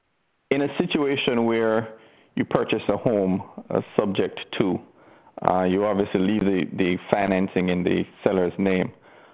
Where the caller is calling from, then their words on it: Melbourne, Florida, United States; No. Melbourne local, not too far from where Ron is.